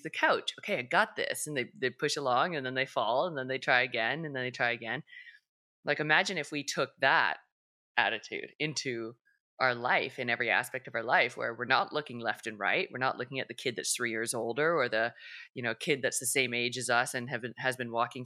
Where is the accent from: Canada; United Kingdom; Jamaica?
Canada; being Canadian